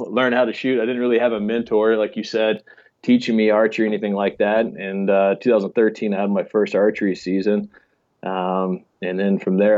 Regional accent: Steamboat Springs, Colorado, United States; I grew up in Steamboat Springs, Colorado

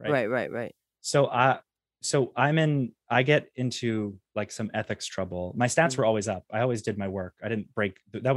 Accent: Atlanta, Georgia, United States; the reason she was from a different org on the other side of the planet, and I was from Atlanta.

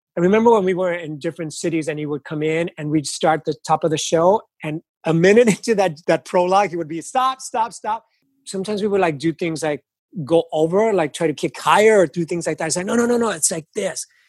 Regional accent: Los Angeles, California, United States; I grew up in East Los Angeles

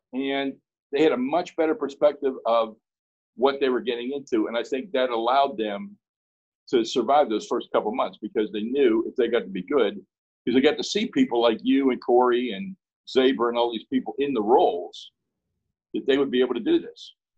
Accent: Pittsburgh, Pennsylvania, United States; moved away; I'm from Pittsburgh.

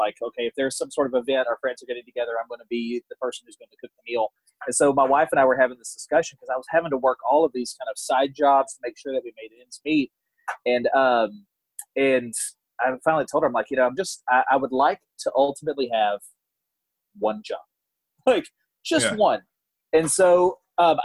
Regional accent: north of Beaumont, Southeast Texas, United States; also born or lived in New Orleans, Louisiana; now in Fort Worth, United States; I grew up in Southeast Texas, a little north of Beaumont

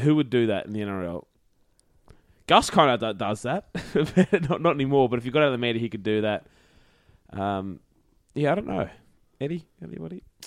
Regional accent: Queensland, Australia; as a Queenslander

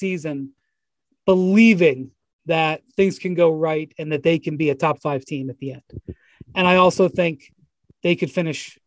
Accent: Cleveland, Ohio, United States; I'm from Cleveland

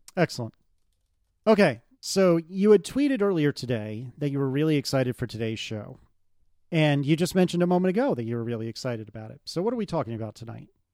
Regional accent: United States; I'm American

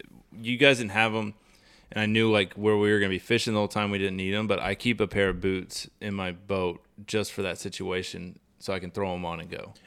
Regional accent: Charleston, South Carolina, United States; I grew up redfishing in South Carolina around Charleston

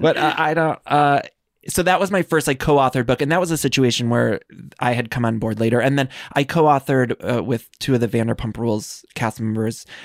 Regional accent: Northeast Ohio, United States; moved away as an adult; also born or lived in Chicago; I'm from Northeast Ohio, and then, uh, I moved to Chi-, Chicago, and then I moved here

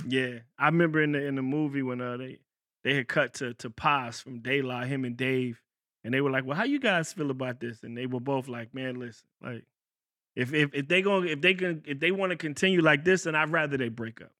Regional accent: Virginia, United States; I'm from Virginia.

